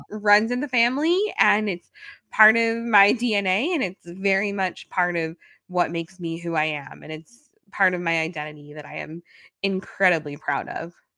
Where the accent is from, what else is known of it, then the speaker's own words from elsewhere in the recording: New York City, New York, United States; I'm a New Yorker